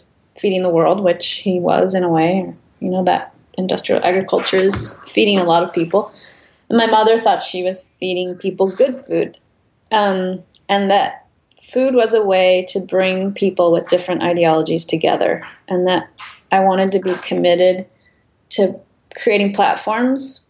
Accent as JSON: {"language": "English", "area": "San Joaquin Valley", "region": "Central Valley of California", "country": "United States", "tie": "born or raised there", "said": "I grew up in the Central Valley of California in the San Joaquin Valley"}